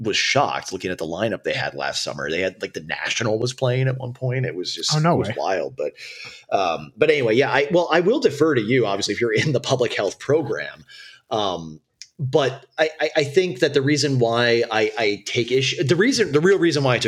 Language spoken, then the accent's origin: English; Minneapolis, Minnesota, United States; I was born and raised in Minneapolis during the, when it was the era where it was called Murderapolis